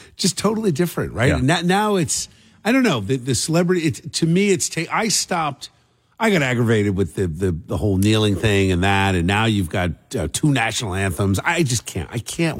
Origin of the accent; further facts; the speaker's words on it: New Jersey, United States; I grew up in South Jersey.